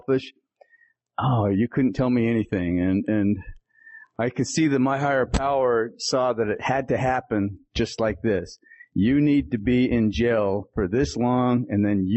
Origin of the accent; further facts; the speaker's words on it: Salt Lake City, Utah, United States; also born or lived in Tuba City, Arizona; I was born on the Navajo Reservation in Tuba City, Arizona, and was raised in, the Salt Lake City, Utah area